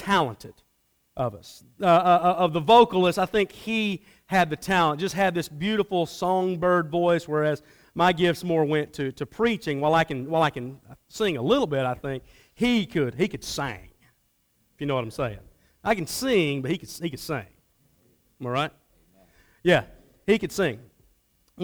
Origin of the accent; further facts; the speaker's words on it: Atlanta, Georgia, United States; I grew up in the Atlanta area, had a great home life